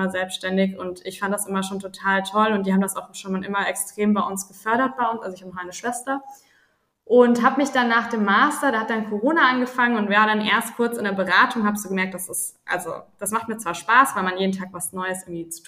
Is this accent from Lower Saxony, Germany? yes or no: yes; Celle, Lower Saxony, Germany; Ich bin auf dem Dorf groß geworden, äh, in Celle, beziehungsweise ich musste immer nach Celle, vom Dorf nach Celle in die äh, Schule fahren mit dem Fahrrad.